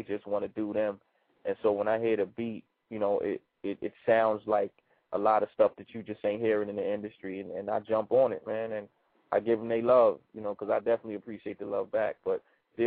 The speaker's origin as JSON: {"language": "English", "town": "Baltimore", "region": "Maryland", "country": "United States", "tie": "born or raised there", "also_born_or_lived": "New York", "said": "I'm from Baltimore, Murderland. You know what I'm saying? I'm born and raised. Baltimore is my home"}